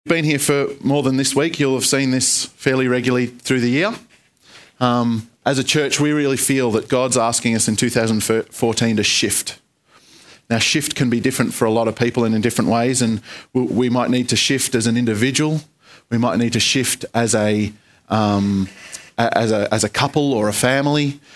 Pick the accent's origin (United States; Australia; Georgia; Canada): Australia; I think I'm an Australian citizen